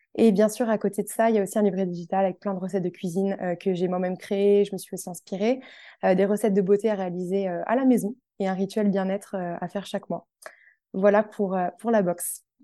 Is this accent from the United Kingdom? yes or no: no; Tours, Centre-Val de Loire, France; moved away as an adult; now in Paris, France; J'habite actuellement sur Paris, mais je suis originaire de Tours à la base.